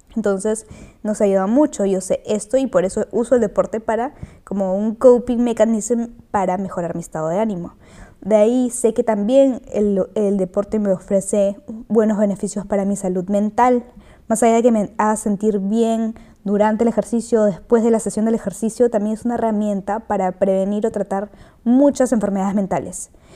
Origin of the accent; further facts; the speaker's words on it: Peru; Soy de Perú